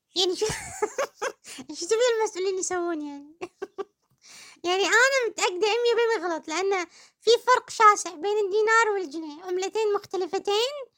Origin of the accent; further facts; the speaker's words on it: Kuwait; كلنا ككويتيين في حب الكويت